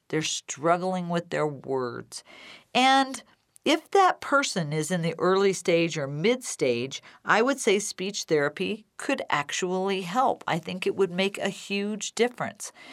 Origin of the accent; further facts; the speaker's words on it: Decatur, Illinois, United States; my hometown, Decatur, Illinois, and Macon County